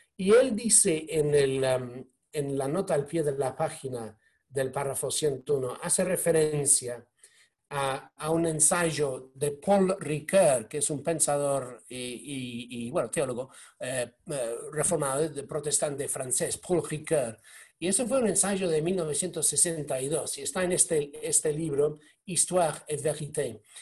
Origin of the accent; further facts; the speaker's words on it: United Kingdom; yo soy, británico, eh, soy católico